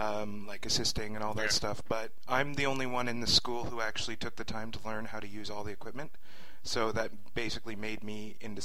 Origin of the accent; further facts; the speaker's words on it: California, United States; Well, like, I'm from California, eh?